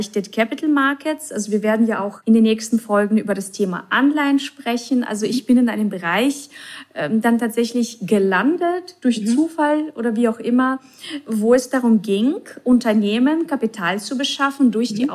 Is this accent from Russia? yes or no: yes; Russia; also born or lived in Czech Republic; now in Germany; als ich nach Deutschland kam, also ich komme ja ursprünglich aus Russland oder bin mhm. in Tschechien geboren, in Russland aufgewachsen.